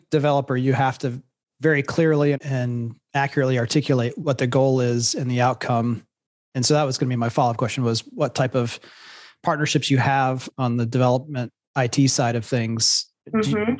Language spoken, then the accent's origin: English; Columbus, Ohio, United States; Columbus, Ohio, my hometown.